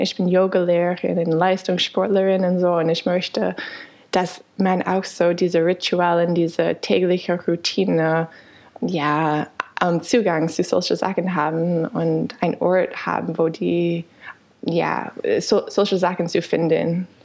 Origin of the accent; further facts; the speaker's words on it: United States; German is a second language; moved away as an adult; also born or lived in Canada / Freiburg, Germany; now in Berlin, Germany; ich bin in den USA geboren, habe aber in Kanada studiert